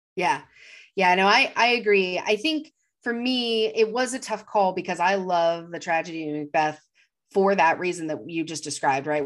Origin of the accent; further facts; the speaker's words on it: United States; an American, um, white person